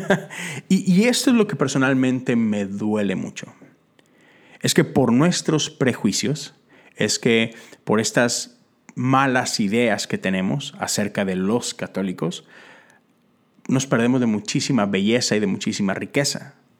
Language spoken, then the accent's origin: Spanish; Mexico; moved away as an adult; now in Houston, United States; yo llegué de la Iglesia Metodista de México a la Iglesia Metodista Unida, acá en los Estados Unidos